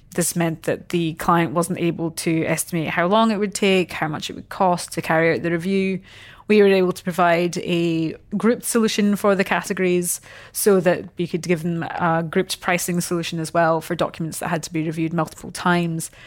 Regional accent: Scotland, United Kingdom; moved away as an adult; now in Australia; I'm obviously not from here. Um, so I came across from Scotland ten years ago

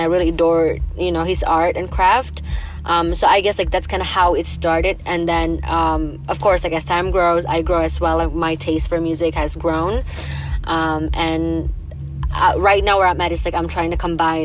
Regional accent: Jakarta, Indonesia; English is a second language; now in Toronto, Canada; I grew up in Indonesia, Jakarta

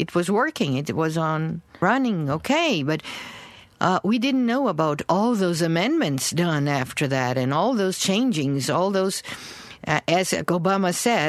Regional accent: Brazil; moved away as an adult; also born or lived in New York City, United States

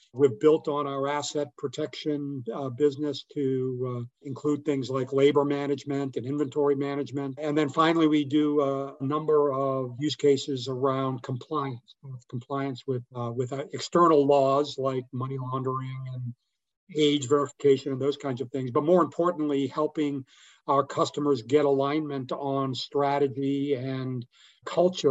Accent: Boston, Massachusetts, United States; moved away; I'm from Boston originally

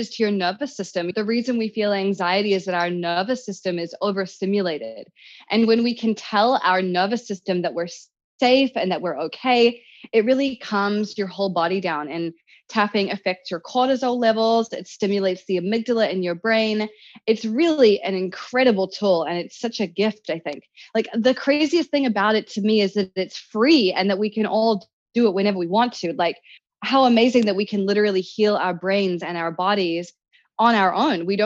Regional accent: New Zealand; now in Los Angeles, United States; I grew up in New Zealand

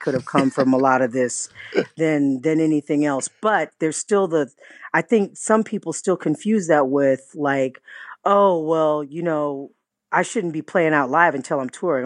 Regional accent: Riverside, California, United States; I'm from Riverside

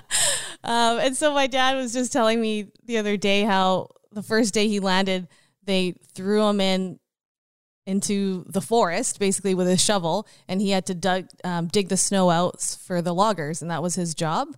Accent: Richmond, British Columbia, Canada; moved away as an adult; also born or lived in Queen Charlotte Islands / Abbotsford; now in Fraser Valley, Canada; I grew up in Richmond

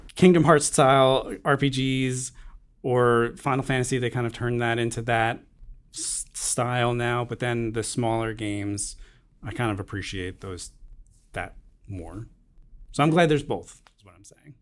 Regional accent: Long Island, New York, United States; growing up on Long Island, a lot of people fish

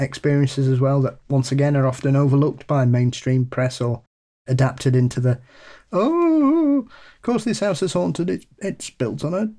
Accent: West Midlands, United Kingdom; Anyway, I'm from the Black Country in the UK, which I'm sure Paul will be aware of.

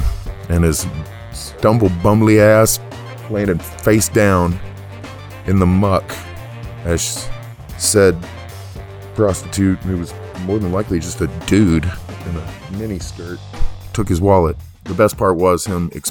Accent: Tyler, Texas, United States; born or raised there; now in Dallas, United States

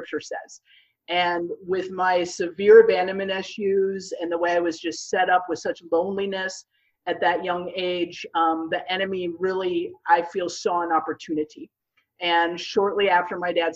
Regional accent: Minnesota, United States; moved away as an adult; now in Houston, United States; I grew up in Minnesota, and I ended up feeling the Lord

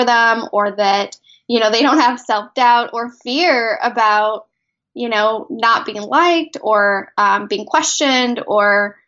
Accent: Mexico City, Mexico; now in San Diego, United States; Actually, originally from Mexico. I'm an immigrant from Mexico City. I now live in San Diego.

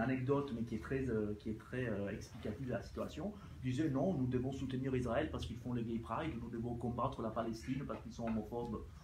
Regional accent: Italy; French is a second language; now in France; mon pays d'origine qui est l'Italie

